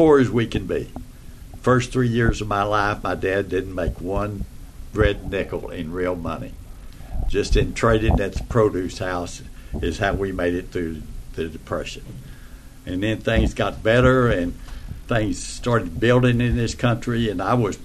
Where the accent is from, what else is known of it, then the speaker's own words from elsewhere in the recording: Texas, United States; moved away as an adult; now in Orlando, United States; I'm from Texas, a little town in the country in Texas, and brought up in probably the best time of life in this country, in the 40s and 50s